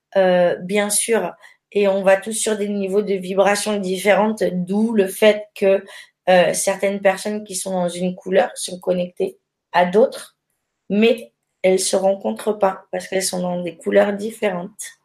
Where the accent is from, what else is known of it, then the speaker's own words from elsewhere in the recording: Périgueux, Nouvelle-Aquitaine, France; je suis originaire de Périgueux